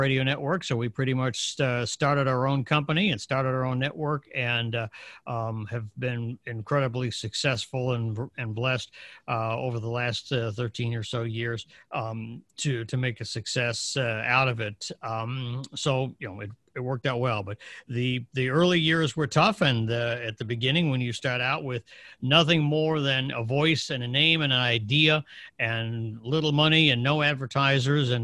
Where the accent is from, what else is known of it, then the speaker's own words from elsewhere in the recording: Northern Illinois, United States; I grew up in Illinois, in Northern Illinois